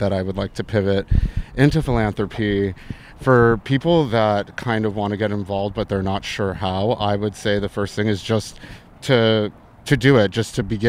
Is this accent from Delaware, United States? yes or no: no; Arizona, United States; also born or lived in New York City, United States; Originally the state of Arizona.